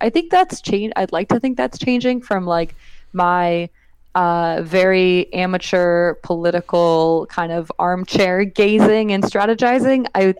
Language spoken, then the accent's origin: English; California, United States; now in Los Angeles, United States; So again, I'm not from Los Angeles. I moved here like 7 years ago. So the perspective I have is very much of an outsider. My perspective more in the Bay Area is one of like, oh yeah, these are like the things that I saw when I was a youth